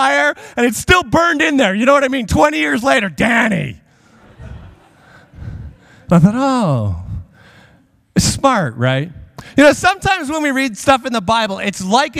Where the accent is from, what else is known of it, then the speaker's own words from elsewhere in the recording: Regina, Saskatchewan, Canada; I grew up in Regina